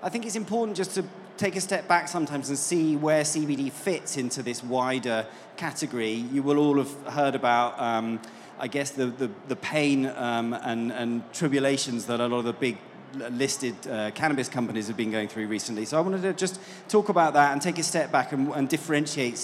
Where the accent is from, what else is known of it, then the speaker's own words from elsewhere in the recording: United Kingdom; And as you can probably tell from my accent, I'm not from these parts. I'm from the UK.